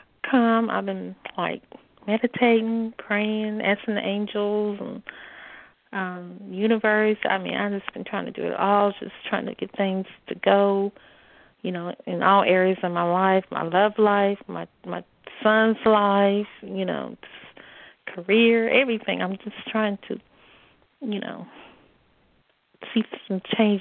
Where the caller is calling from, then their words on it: North Carolina, United States; I'm calling from the Carolinas, from the north.